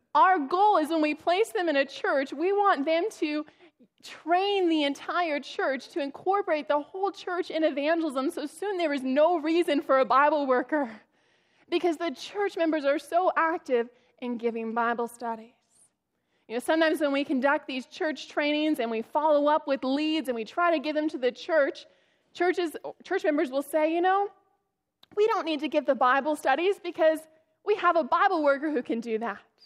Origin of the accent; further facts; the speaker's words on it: Northern California, United States; I am from Northern California